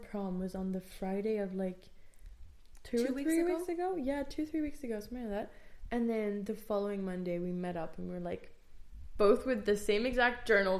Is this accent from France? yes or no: yes; France; now in Ireland; I'm from France.